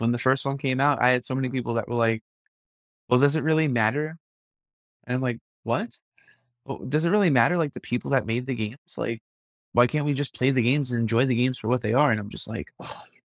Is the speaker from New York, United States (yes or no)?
yes; New York City, New York, United States; I'm from Brooklyn. Like, Yeah. I've grown up with people of all different shapes and sizes